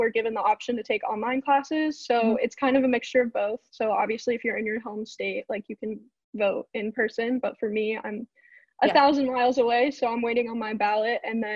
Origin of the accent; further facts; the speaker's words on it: Georgia, United States; moved away; I'm from Georgia